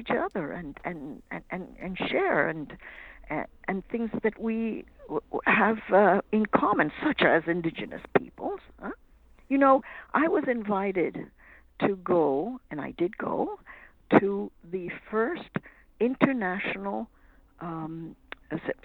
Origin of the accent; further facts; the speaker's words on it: Canada; I'm Canadian.